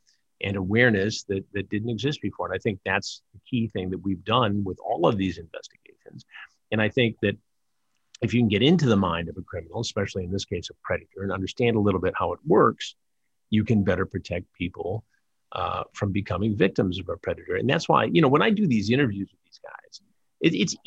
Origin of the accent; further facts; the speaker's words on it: Detroit, Michigan, United States; I'm from Detroit